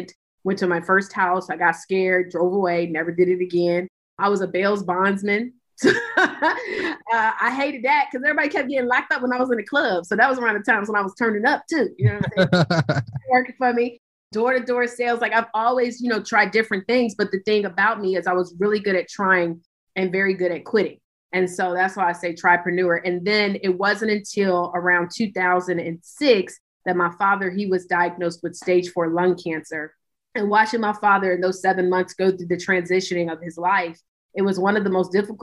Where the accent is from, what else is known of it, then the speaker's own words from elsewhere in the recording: Hampton, Virginia, United States; I'm originally from Virginia. Hampton, Virginia is where I started my journey to entrepreneurship